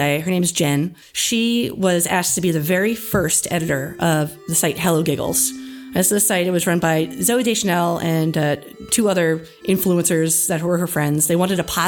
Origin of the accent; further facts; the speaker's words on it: New Jersey, United States; also born or lived in Millersville, Pennsylvania; I was born and raised in New Jersey